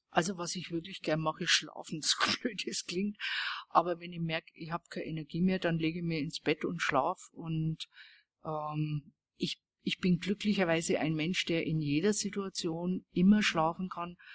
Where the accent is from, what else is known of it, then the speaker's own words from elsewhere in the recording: Weißenburg, Bavaria, Germany; Denn das ist in Franken eine der schönsten Gegenden Deutschlands. Es ist halt meine Heimatgegend. Und äh, das ist das fränkische Seenland. Weißenburg heißt die Stadt.